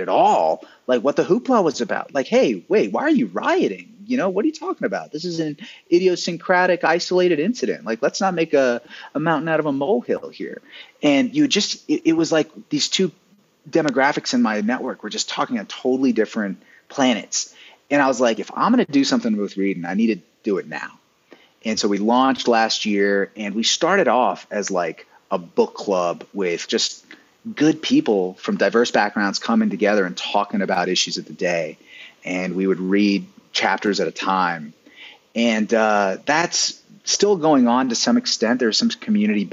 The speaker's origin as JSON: {"language": "English", "area": "the South", "region": "Appalachia", "country": "United States", "also_born_or_lived": "Silicon Valley", "moved": "as an adult", "said": "I'm from the South, I'm from, you know, Appalachia."}